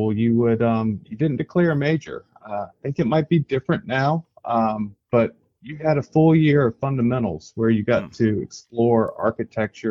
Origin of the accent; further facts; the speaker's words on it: Greensboro, North Carolina, United States; moved away as an adult; now in Raleigh, United States; I grew up in Greensboro, but I moved here in 1989